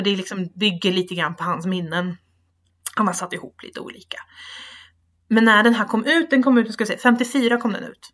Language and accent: Swedish; Sweden; som rikssvensk